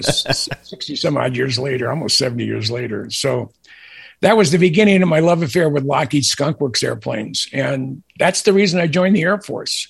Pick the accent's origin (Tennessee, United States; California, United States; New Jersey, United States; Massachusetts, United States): California, United States; San Jose; I grew up in San Jose. My dad was a professor at uh, San Jose State